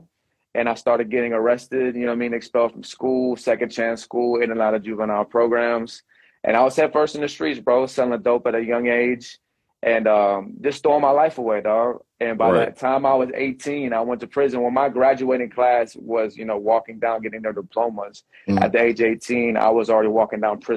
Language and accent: English; Venice, Florida, United States; also born or lived in Houston, Texas; Took me and my sister from Houston here to Florida